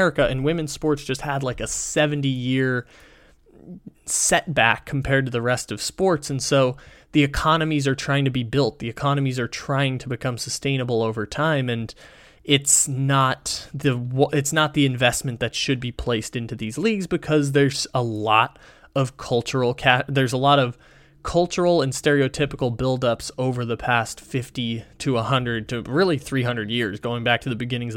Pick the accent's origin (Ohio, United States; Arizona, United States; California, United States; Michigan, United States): California, United States; San Diego; my hometown